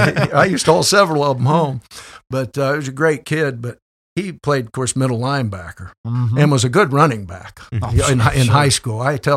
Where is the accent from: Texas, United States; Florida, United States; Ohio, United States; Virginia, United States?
Ohio, United States; Upper Sandusky; moved away; I said, oh, I'm from Ohio. And he said, where? I said, where at? I said, we probably don't know. It's a little place called Upper Sandusky.